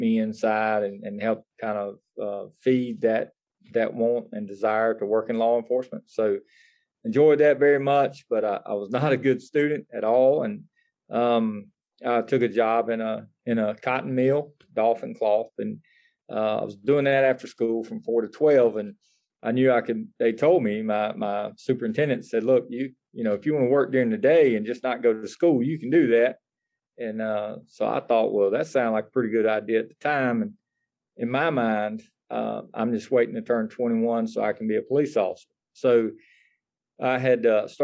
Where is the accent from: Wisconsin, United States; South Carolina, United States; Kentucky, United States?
South Carolina, United States; Greenville County; I was born and raised here in Greenville County